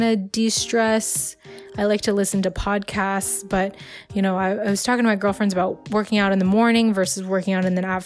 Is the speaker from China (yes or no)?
yes; China; now in United States; I'm from China. I have a lot of family in China.